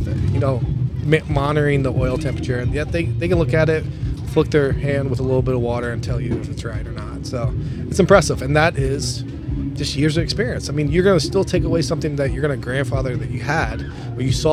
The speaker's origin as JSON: {"language": "English", "town": "Louisville", "region": "Kentucky", "country": "United States", "tie": "born or raised there", "moved": "yes", "lives_now": "Minnesota, United States", "said": "We're originally from Louisville, Kentucky, and you know, both of us born and raised"}